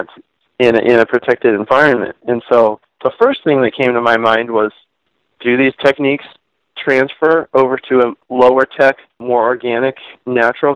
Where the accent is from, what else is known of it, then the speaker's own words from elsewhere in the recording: Virginia, United States; moved away as an adult; also born or lived in Montreal, Canada / Pennsylvania; I grew up in Virginia, but my part of my family's from Pennsylvania